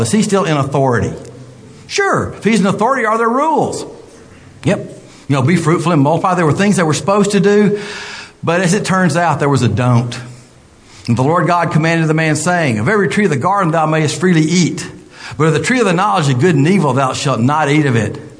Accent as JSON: {"language": "English", "region": "American South", "country": "United States", "accent": "southern (Gomer Pyle-like)"}